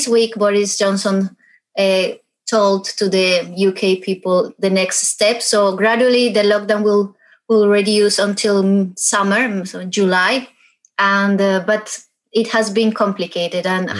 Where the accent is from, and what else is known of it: Bogotá, Colombia; born or raised there; moved away as an adult; now in London, United Kingdom